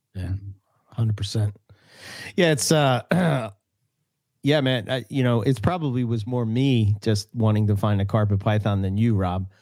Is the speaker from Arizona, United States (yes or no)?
yes; Arizona, United States; I'm from Arizona